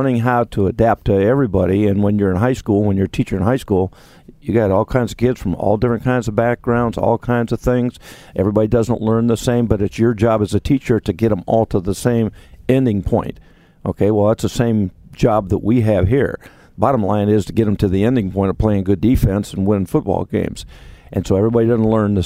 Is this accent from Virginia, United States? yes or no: no; Ohio, United States; growing up in Ohio